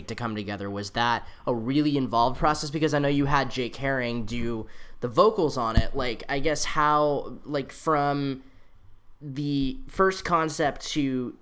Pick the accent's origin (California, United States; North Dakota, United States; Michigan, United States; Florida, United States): California, United States; San Jose; moved away; I'm originally from San Jose